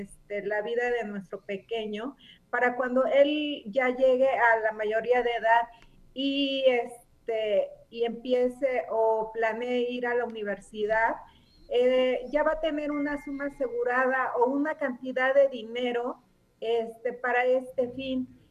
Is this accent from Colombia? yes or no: no; Mexico; los mexicanos somos muy trabajadores